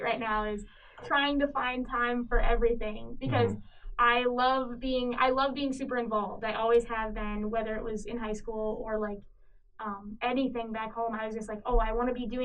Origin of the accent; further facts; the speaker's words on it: Cedar Rapids, Iowa, United States; moved away as an adult; now in Minnesota, United States; I grew up in Cedar Rapids. I've been there my whole life